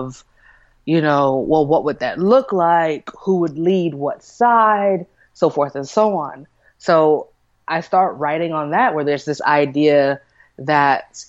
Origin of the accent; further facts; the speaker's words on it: Kansas City, United States; I'm from Kansas City